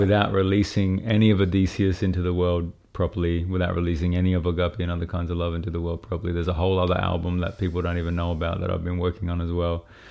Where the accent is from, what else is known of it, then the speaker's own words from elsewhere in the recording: Brisbane, Queensland, Australia; I grew up in Brisbane